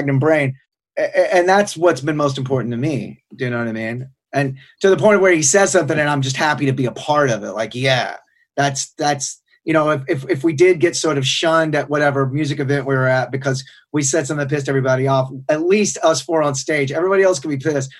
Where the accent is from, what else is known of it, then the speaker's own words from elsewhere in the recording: Sherman, Texas, United States; I'm from Sherman, Texas, which Sherman is at the northernmost tip of Texas